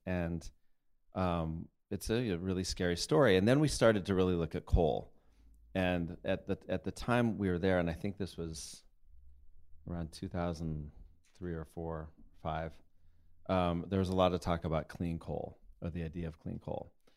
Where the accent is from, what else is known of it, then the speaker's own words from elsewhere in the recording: Colorado, United States; I grew up in Colorado, up in the mountains